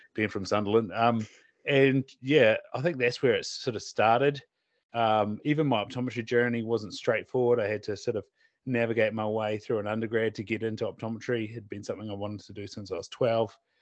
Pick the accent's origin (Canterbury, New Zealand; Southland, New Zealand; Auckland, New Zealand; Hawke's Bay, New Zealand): Southland, New Zealand; now in North Island, New Zealand; we we're from Southland